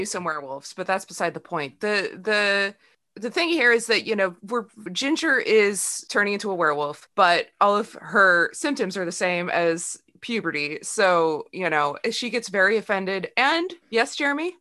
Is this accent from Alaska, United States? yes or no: no; Sacramento, California, United States; I grew up in Sacramento